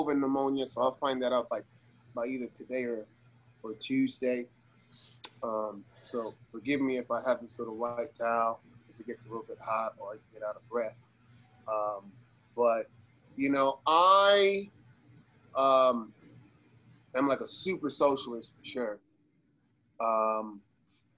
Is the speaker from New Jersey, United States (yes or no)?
no; Las Vegas, Nevada, United States; I'm from Vegas. I was raised in Vegas. My family's from Cuba